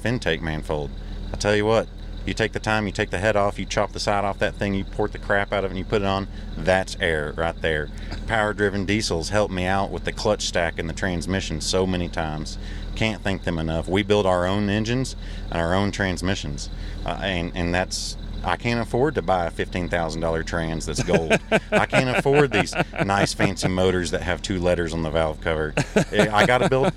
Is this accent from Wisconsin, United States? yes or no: no; Texas, United States; we're from Texas